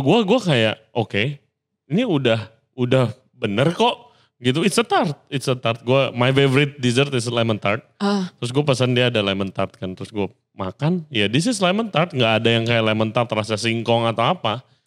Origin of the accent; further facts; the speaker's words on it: Indonesia; gue dari kecil tinggal di Indo